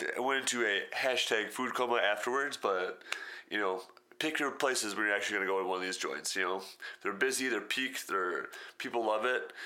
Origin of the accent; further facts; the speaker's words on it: Wisconsin, United States; I grew up in Wisconsin